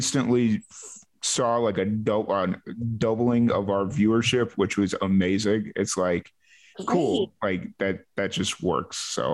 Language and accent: English; Chicago, Illinois, United States; moved away; I'm from Chicago